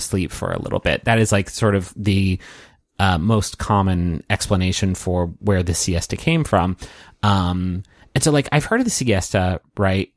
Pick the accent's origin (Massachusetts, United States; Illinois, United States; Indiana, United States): Illinois, United States; Chicago; I'm from Chicago.